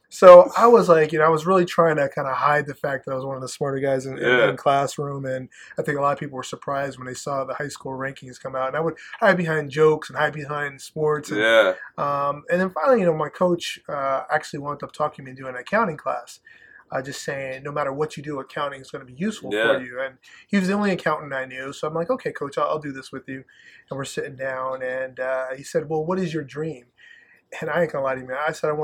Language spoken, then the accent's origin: English; Plattekill, New York, United States; moved away as an adult; also born or lived in Southern United States; now in Endicott, United States; where I grew up was in Plattekill, New York.